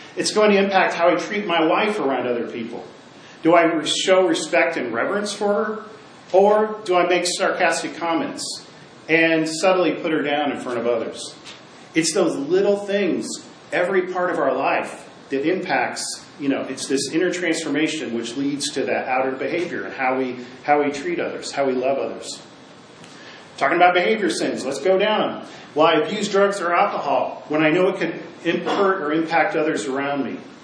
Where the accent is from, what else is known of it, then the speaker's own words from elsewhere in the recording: Midwest, United States; where I grew up in the Midwest